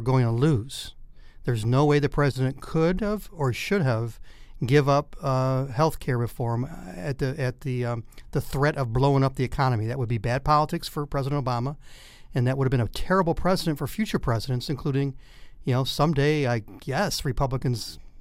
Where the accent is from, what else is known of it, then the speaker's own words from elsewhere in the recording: Detroit, Michigan, United States; moved away as an adult; also born or lived in Arkansas; I grew up in Detroit and spent a lot of time in the old Tiger Stadium